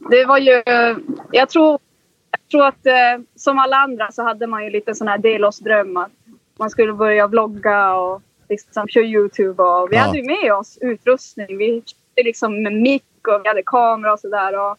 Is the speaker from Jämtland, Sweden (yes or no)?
no; Kiruna, Norrbotten County, Sweden; moved away; vi kommer ju liksom från, från Norrland vars vi är lite mer van vid att man, liksom, man jagar och man fiskar